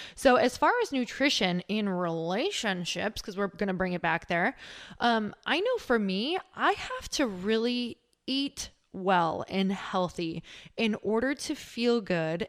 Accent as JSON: {"language": "English", "region": "Midwest", "country": "United States", "tie": "born or raised there", "said": "I'm from the Midwest"}